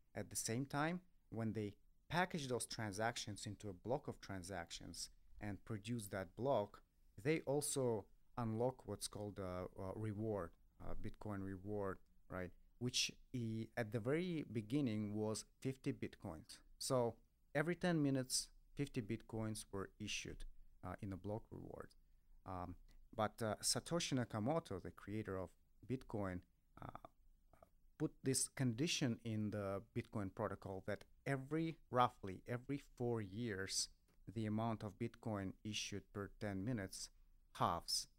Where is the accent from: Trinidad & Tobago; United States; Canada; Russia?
Russia; I come from Russia